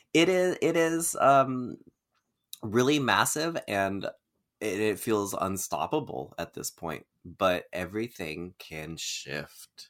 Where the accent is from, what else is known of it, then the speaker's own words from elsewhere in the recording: Keizer, Oregon, United States; Oregon. It's my hometown. It's where I'm from